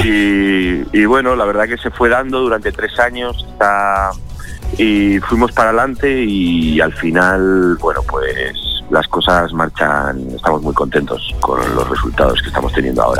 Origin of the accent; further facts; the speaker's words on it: Zaragoza, Aragon, Spain; now in Madrid, Spain; yo que soy, eh, bueno, un zaragozano afincado en Madrid desde hace 20 años, es decir, soy de aquí, de España